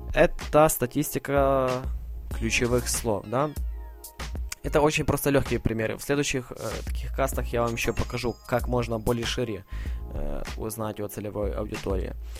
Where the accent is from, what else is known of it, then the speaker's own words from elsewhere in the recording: Ivano-Frankivsk, Ivano-Frankivsk Oblast, Ukraine; я сам из Украины, Ивано-Франковск, город